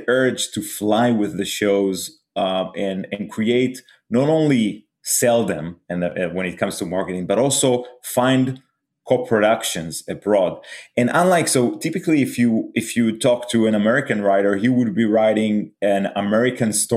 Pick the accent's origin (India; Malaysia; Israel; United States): Israel; we are coming from Israel.